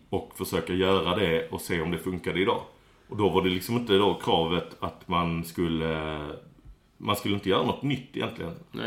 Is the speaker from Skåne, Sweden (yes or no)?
yes; Skåne, Sweden; Jag är eh, det som kallas skåning